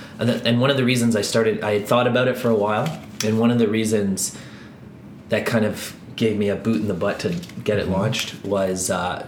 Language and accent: English; Ireland; being Irish